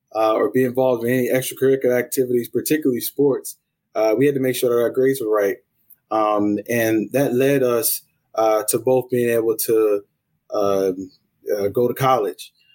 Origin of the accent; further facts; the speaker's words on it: Columbia, South Carolina, United States; now in Oklahoma, United States; I'm originally from Columbia, South Carolina, um, born and raised.